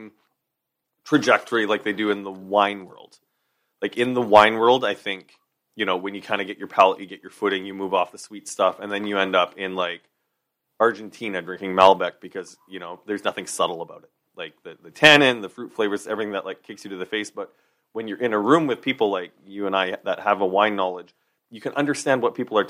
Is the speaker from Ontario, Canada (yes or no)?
no; Saskatchewan, Canada; moved away; growing up in Saskatchewan